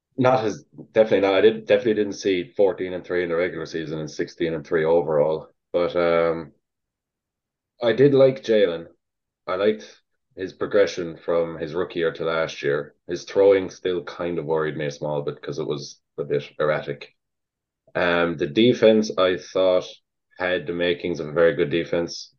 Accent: New York City, New York, United States; I was born in New York City

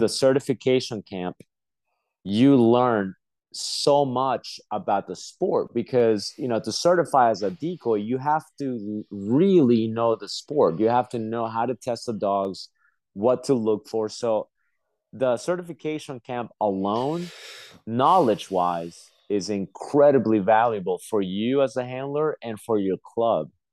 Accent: Peru; moved away; I was born in Peru.

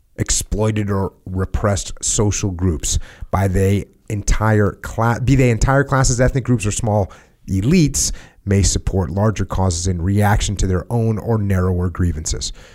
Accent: United States; we're Americans

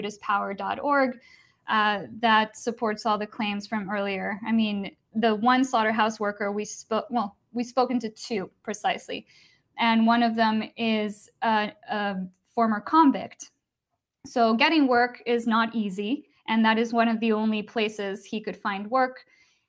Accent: Costa Rica; I'm from Costa Rica

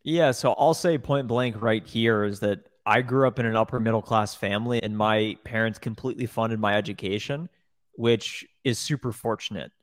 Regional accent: Columbus, Ohio, United States; I grew up in Columbus, Ohio.

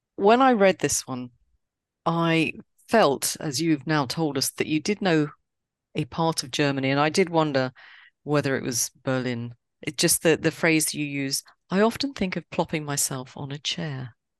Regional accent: London, United Kingdom; I am a Londoner

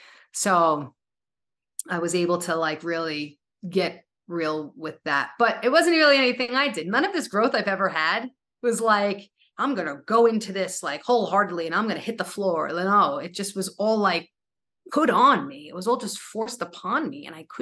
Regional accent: New York, United States; I had no idea that I was so dependent on being a New Yorker. Right? Depending, I know us New Yorkers, we're so proud.

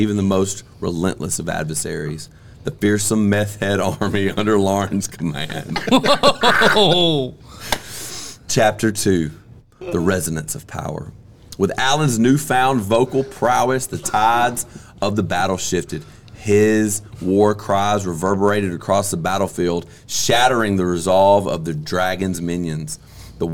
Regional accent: Mississippi, United States; I'm from Mississippi. I went to school in Mississippi

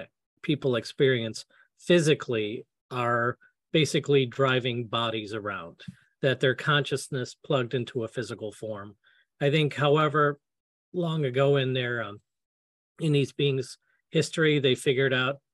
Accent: United States; I'm an American.

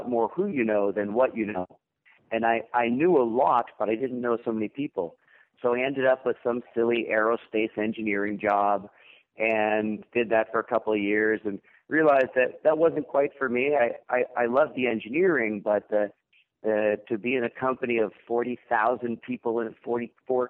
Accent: Lexington, Massachusetts, United States; moved away as an adult; also born or lived in Ithaca, New York; I was born in the Boston area, a little town called Lexington, Massachusetts.

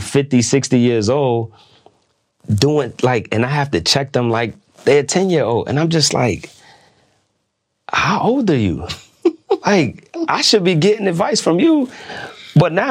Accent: New York, United States; now in Washington, D.C., United States; I'm from New York

